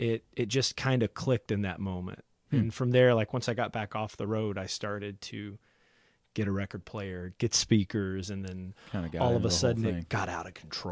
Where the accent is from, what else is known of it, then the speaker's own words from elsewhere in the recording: Big Stone Gap, Virginia, United States; now in Cincinnati, United States; I'm originally from a small town in southwest Virginia called Big Stone Gap, but I've been in Cincinnati for about 8 years.